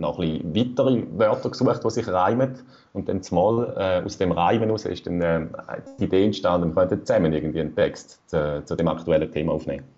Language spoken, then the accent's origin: German; Rüschlikon, Zurich, Switzerland; Ich komme aus Rüestiken